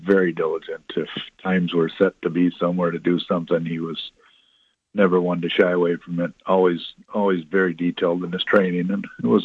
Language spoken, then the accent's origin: English; Minnesota, United States; I was from Minnesota